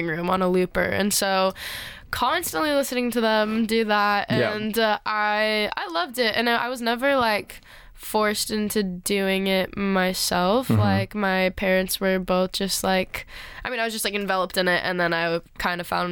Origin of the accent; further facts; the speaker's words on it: Agoura Hills, California, United States; LA, but yeah. A place called Agora Hills